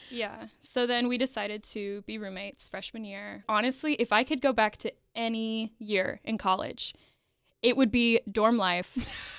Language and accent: English; Evansville, Indiana, United States; So we are both from Evansville, Indiana